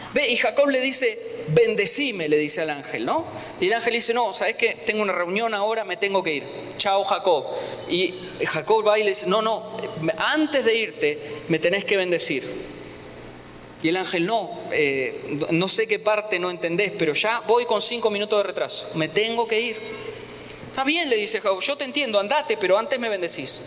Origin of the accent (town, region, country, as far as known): Argentina; moved away